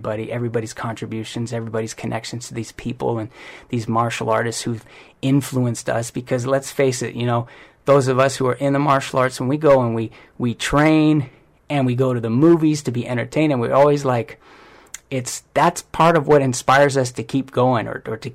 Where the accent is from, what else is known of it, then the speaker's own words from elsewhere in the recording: Hawaii, United States; now in Hollywood, United States; I'm from Hawaii too